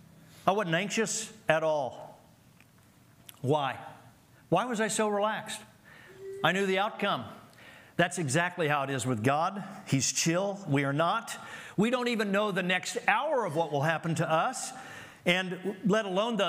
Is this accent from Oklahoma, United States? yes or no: yes; Oklahoma City, Oklahoma, United States; I grew up in Oklahoma City.